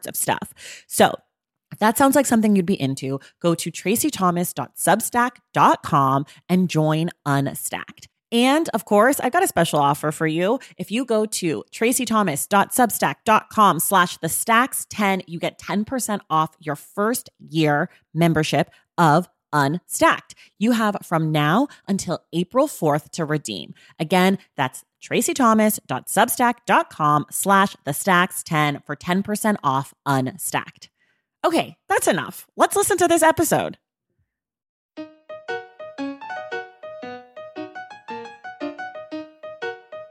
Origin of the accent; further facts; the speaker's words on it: Oakland, California, United States; I'm from Oakland